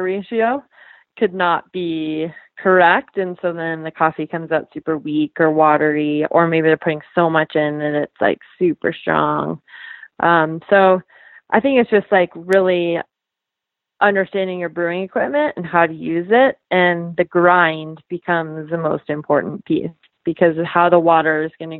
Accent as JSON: {"language": "English", "country": "Canada", "said": "I'm from Canada"}